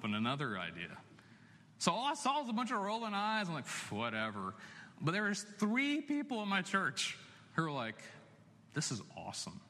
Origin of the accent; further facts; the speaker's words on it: Chapel Hill, North Carolina, United States; I was born and raised in Chapel Hill